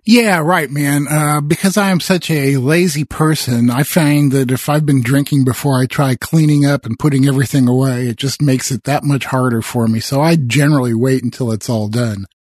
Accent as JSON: {"language": "English", "region": "Midwest", "country": "United States", "tie": "born or raised there", "said": "I grew up in the Midwest"}